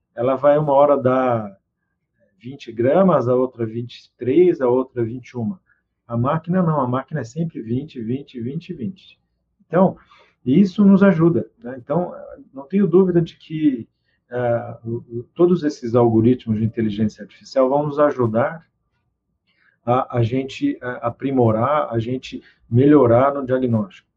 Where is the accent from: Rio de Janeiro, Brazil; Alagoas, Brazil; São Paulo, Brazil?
São Paulo, Brazil; Presidente Prudente; moved away; Eu sou do interior de São Paulo, Presidente Prudente.